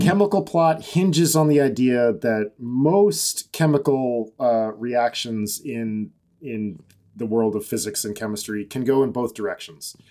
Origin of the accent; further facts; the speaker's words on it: Massachusetts, United States; born basically in my hometown.